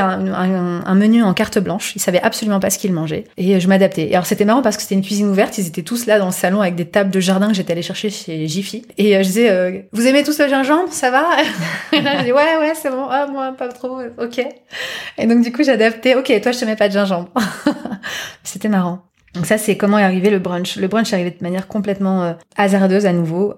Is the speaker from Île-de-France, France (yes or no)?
no; Normandy, France; j'ai été élevée, j'ai grandi en Normandie